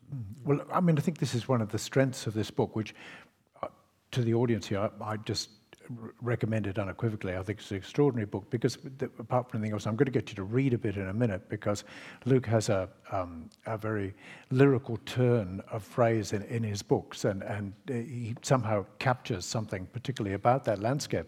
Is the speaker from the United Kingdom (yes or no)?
yes; Scotland, United Kingdom; now in Australia; I grew up in Scotland